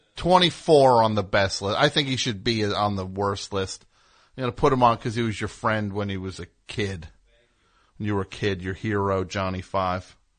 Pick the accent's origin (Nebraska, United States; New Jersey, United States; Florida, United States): New Jersey, United States; I am from New Jersey